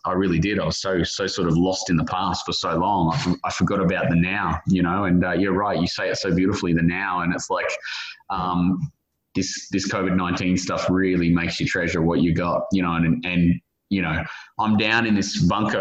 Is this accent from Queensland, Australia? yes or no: yes; Brisbane, Queensland, Australia; my hometown, Brisbane